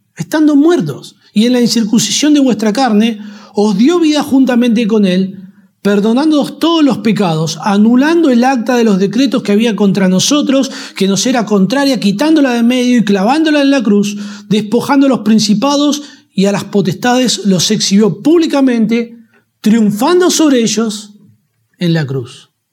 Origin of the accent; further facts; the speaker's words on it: Argentina; todos los argentinos disfrutamos del Mundial de Fútbol